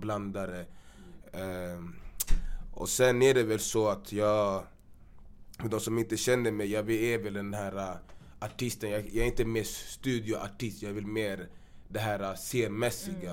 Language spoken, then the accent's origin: Swedish; Gambia; now in Sweden; jag är från Gambia också